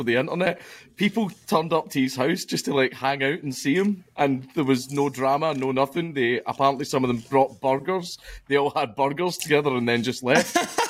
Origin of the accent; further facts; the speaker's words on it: Scotland, United Kingdom; I'm Scottish.